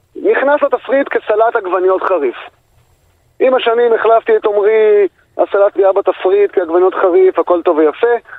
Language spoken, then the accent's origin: Hebrew; Galilee Panhandle, Northern District, Israel; moved away; also born or lived in Tel Aviv; אני uh, יליד uh, אצבע הגליל, אני גרתי ב... באזור קריית שמונה